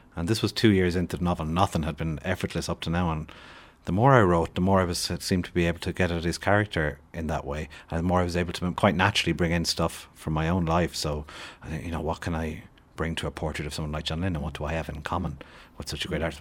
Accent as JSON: {"language": "English", "region": "west of Ireland", "country": "Ireland", "tie": "born or raised there", "said": "when I was growing up in the West of Ireland in the seventies and eighties"}